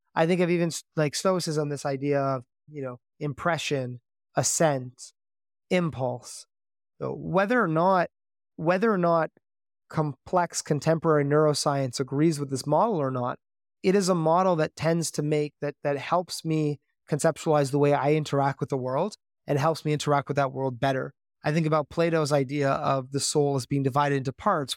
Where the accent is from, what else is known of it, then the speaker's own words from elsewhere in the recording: Canada; growing up in Canada